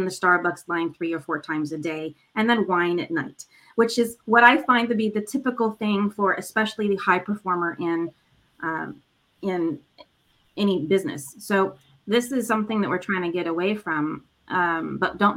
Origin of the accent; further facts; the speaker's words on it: Los Angeles, California, United States; born and raised in Los Angeles